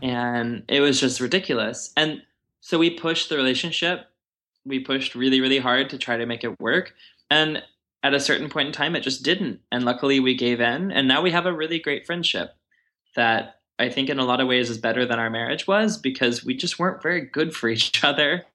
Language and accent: English; Texas, United States; moved away as an adult; I'm used to from Texas